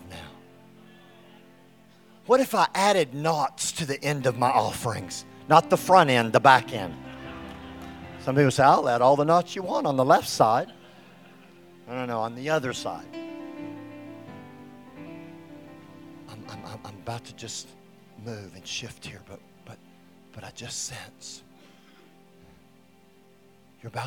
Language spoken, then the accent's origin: English; Texas, United States; I'm from Texas